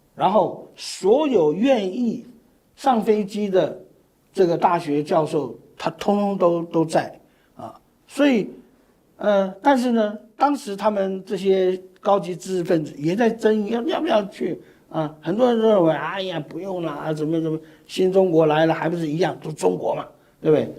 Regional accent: Taiwan; 我是外省二代，我们为什么出生在台湾，而不是出生在，啊，江西的赣州

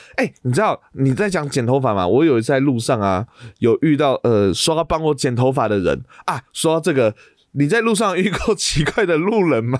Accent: Taiwan; 在我们台湾这边啊

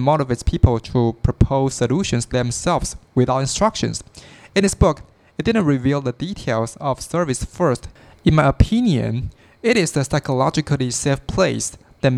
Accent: Taiwan; I am from Taiwan

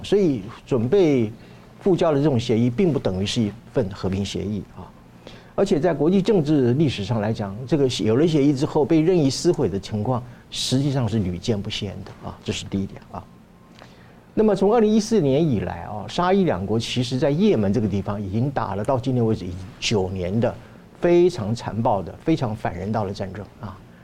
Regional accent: Taiwan; 我们台湾人民

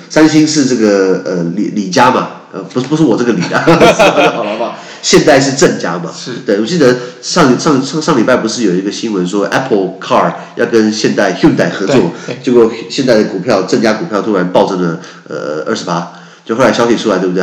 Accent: Taiwan; 我们台湾人可以了解一下邻国的政治

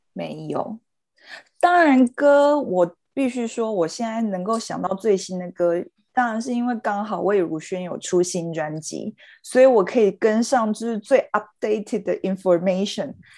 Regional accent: Taichung, Taiwan; accent: Taichung accent; 他挖我们的台中腔发扬的，就是发扬光大

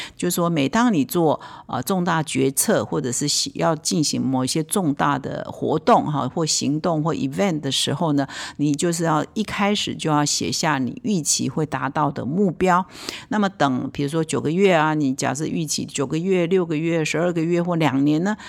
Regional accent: Taiwan; 我们华人，我们台湾人

